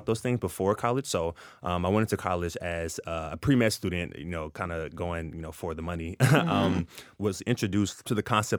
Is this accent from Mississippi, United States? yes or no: no; Ferguson, Missouri, United States; So I grew up in North County, St. Louis, specifically in the municipality of Ferguson, Missouri.